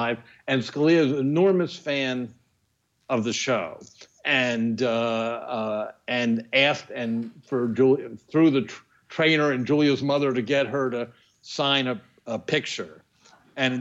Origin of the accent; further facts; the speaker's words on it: Washington, District of Columbia, United States; I grew up in Washington